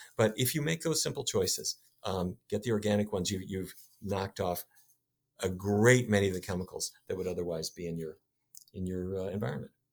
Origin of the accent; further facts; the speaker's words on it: North Dakota, United States; When I was a kid, I grew up in North Dakota